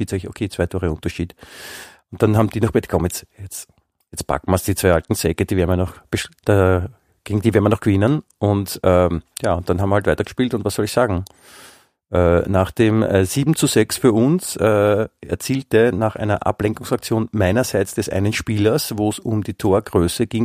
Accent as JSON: {"language": "German", "country": "Germany", "said": "Ich bin Deutscher, ich habe die Sprache erfunden, mhm. erfunden, darf man auch sagen, ja, und insofern."}